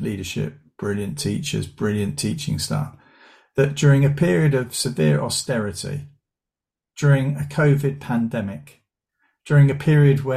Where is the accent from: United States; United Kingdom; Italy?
United Kingdom; Southend-on-Sea, East of England; I grew up in Essex and went to a secondary school in Southend.